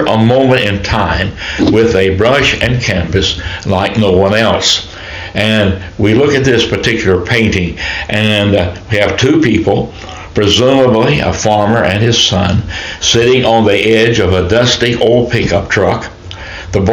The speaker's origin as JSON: {"language": "English", "country": "United States", "tie": "born or raised there", "said": "growing up in Shelby County that we did not have a lot of money"}